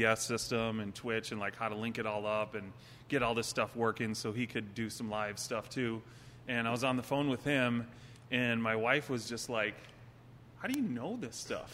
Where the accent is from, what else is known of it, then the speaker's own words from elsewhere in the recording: Minneapolis, Minnesota, United States; I grew up in Uptown, 33rd and Girard